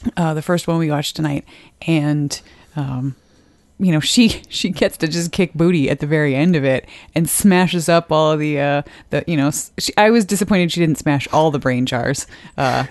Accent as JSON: {"language": "English", "region": "Wisconsin", "country": "United States", "moved": "yes", "lives_now": "Edmonton, Canada", "said": "I'm from Wisconsin and now Edmonton"}